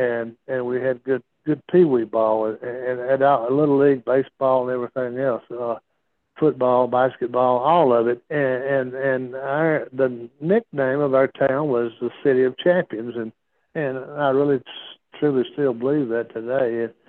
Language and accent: English; Gadsden, Alabama, United States; Well, our little town was a booming town back in the 50s, 60s, we had a Goodyear plant. We had a steel plant.